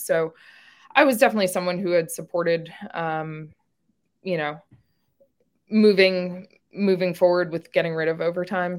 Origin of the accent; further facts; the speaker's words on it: New York, United States; moved away as an adult; also born or lived in the South; now in Little Rock, United States; I was born and raised in New York